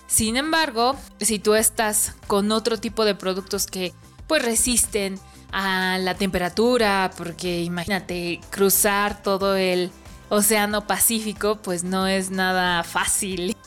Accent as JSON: {"language": "Spanish", "country": "Mexico", "said": "yo estoy, vengo de México"}